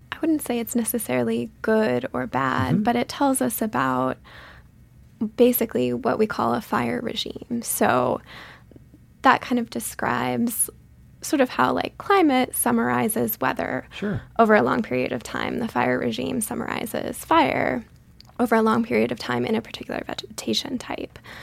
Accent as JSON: {"language": "English", "region": "Western Massachusetts", "country": "United States", "tie": "born or raised there", "also_born_or_lived": "Colorado", "moved": "as an adult", "said": "I grew up in Western Massachusetts in a small town there"}